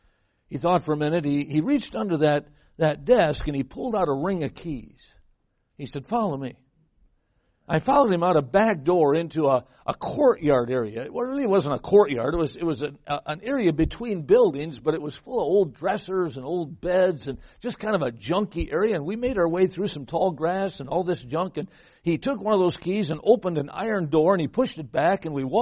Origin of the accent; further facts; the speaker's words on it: Midwest, United States; now in California, United States; I came from the Midwest. I'm here in California.